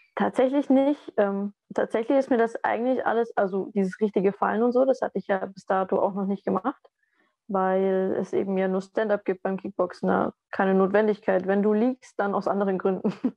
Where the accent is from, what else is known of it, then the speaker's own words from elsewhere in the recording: Southern Germany, Germany; bei uns im Süden